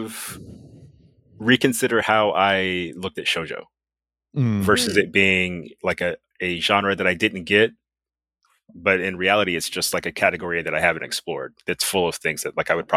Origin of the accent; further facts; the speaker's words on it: United States; I'm from America